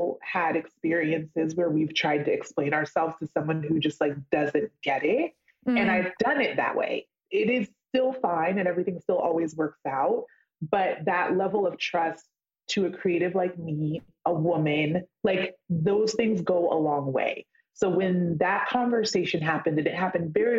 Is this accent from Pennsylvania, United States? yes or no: no; California, United States; I grew up in California